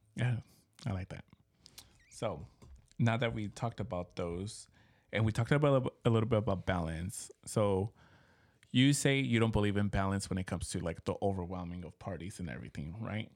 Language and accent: English; Mexico; moved away; growing up in Mexico, it was huge